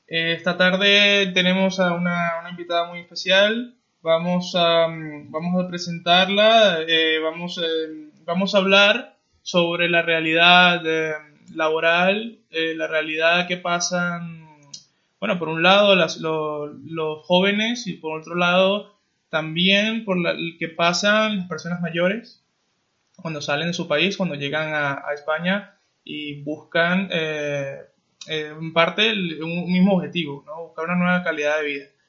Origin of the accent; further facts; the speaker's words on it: Venezuela; moved away; Los dos somos venezolanos, eh, hemos salido de, nuestro país